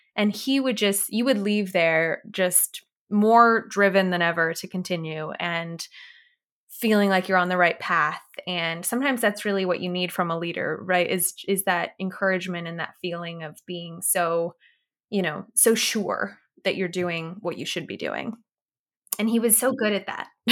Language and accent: English; Orange County, Southern California, United States; I was born and raised in Southern California in Orange County area